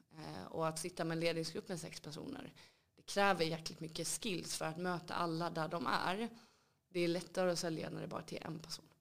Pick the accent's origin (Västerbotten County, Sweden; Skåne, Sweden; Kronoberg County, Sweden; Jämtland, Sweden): Kronoberg County, Sweden; Älmhult; moved away as an adult; now in Stockholm, Sweden; djupa skogarna i Småland tog fram mig